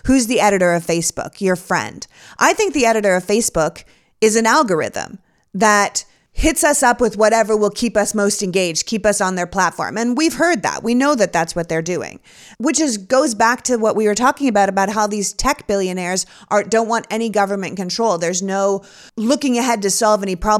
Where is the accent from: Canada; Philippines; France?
Canada; now in United States; I grew up in Canada